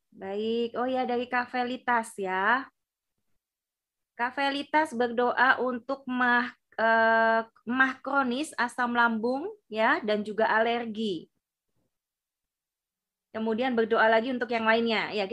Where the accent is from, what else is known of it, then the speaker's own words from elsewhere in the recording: Java, Indonesia; mohon maaf karena kami dari Jawa ya asli Jawa jadi kurang paham juga ya untuk bahasa-bahasa yang ada di luar pulau